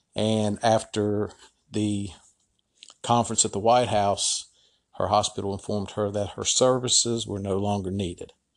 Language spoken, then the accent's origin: English; Ohio, United States; my home state of Ohio